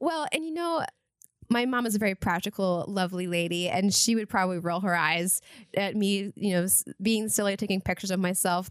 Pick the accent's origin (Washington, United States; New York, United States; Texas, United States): Washington, United States; Eastern; moved away; I grew up in Eastern Washington